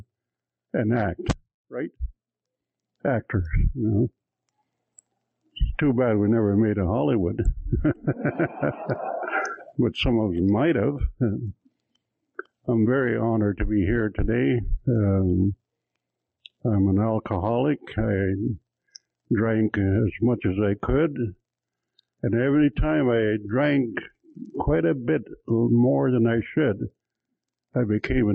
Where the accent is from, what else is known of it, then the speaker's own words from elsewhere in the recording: Cold Lake, Alberta, Canada; I'm from Cold Lake, Alberta